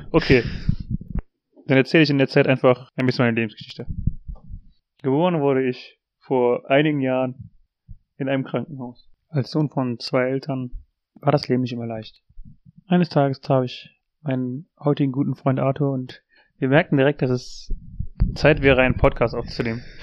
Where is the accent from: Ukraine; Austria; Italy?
Italy; Trentino-Alto Adige; also Südtirol ist ja in, im Norden von Italien, mhm. aber es ist halt, es ist eine deutschsprachige äh, Region